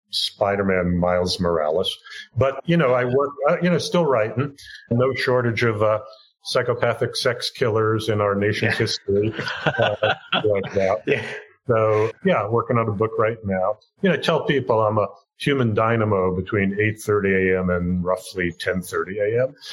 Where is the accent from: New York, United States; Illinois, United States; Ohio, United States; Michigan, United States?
New York, United States; New York City; growing up in the Bronx in New York